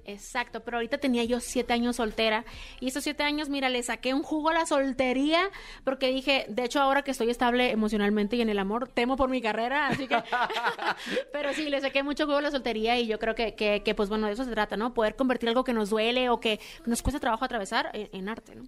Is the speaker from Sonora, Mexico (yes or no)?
yes; San Luis Río Colorado, Sonora, Mexico; moved away as an adult; now in Mexico City, Mexico; Yo soy de San Luis Río Colorado